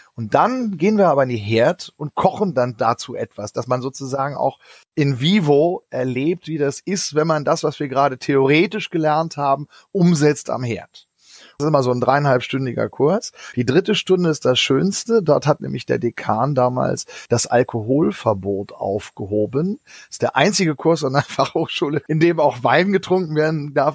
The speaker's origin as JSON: {"language": "German", "region": "Northern Germany", "country": "Germany", "tie": "born or raised there", "said": "ich bin in einem kleinen Kaff aufgewachsen in Norddeutschland"}